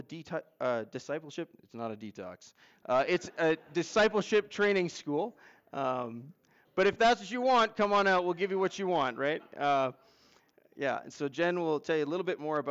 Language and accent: English; Manitoba, Canada; now in Turner Valley, Canada; I'm from originally from Manitoba, but have been in the Turner Valley area actually longer than I was growing up in Manitoba